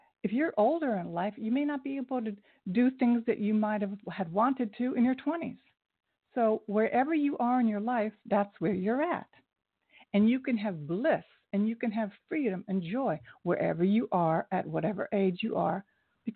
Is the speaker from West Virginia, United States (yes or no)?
no; Ohio, United States; I'm from Ohio